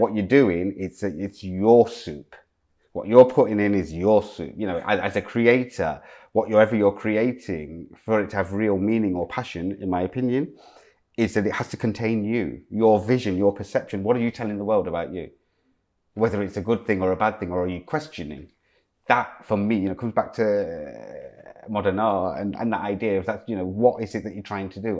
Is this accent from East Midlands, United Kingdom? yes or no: yes; Leicester, East Midlands, United Kingdom; moved away; also born or lived in Loughborough / Medway; growing up in Loughborough and Leicester